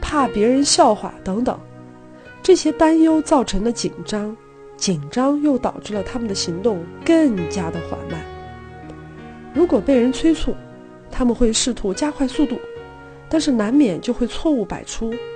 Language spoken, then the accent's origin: Chinese; China; 身为一个中国人，用筷子吃饭似乎是天经地义的事儿